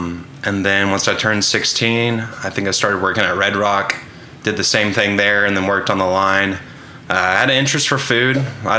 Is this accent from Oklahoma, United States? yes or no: yes; Edmond, Oklahoma, United States; also born or lived in Oxford, Mississippi; I'm from Edmond. I grew up there my whole life.